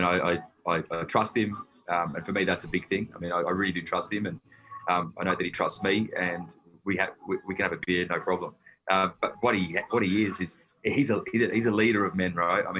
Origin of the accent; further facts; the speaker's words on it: Melbourne, Victoria, Australia; I'm a Wog from the Western Suburbs